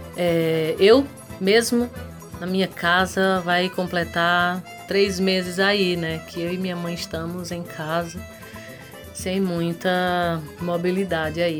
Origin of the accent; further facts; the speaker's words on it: Zabelê, Paraíba, Brazil; à minha terra